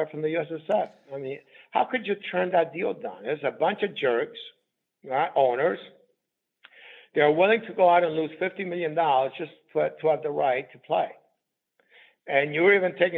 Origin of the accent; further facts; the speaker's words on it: New York City, New York, United States; also born or lived in Southern Italy; in the world that I grew up in the Bronx, we call these rackets. Now, I've learned a lot of rackets growing up in the Bronx.